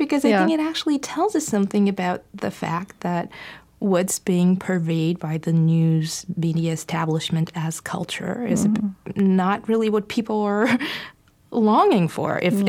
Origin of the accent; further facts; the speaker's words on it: Bulgaria; moved away; growing up in Bulgaria and the atheism and the extreme resistance, not just to religion, but to spirituality